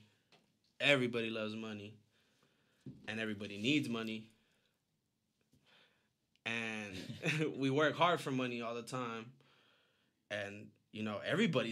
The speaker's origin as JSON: {"language": "English", "town": "Tucson", "region": "Arizona", "country": "United States", "tie": "born or raised there", "said": "we were both born and raised in Tucson, Arizona."}